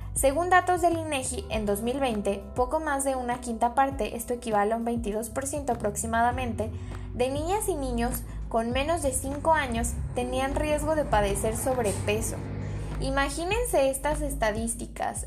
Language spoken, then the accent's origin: Spanish; Mexico; nosotros como mexicanos